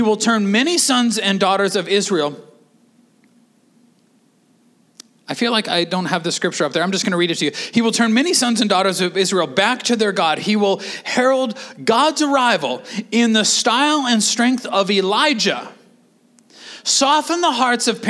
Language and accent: English; Canada; we're Canadian